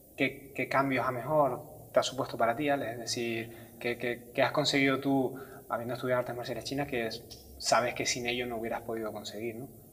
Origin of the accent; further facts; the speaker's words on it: San Cristóbal de La Laguna, Canary Islands, Spain; now in Santa Cruz de Tenerife, Spain; yo ahora vivo en Santa Cruz, pero que soy de La Laguna toda la vida